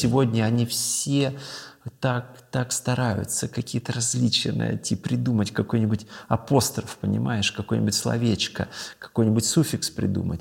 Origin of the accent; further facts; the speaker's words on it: Dagestan, Russia; moved away; я родился и вырос в Дагестане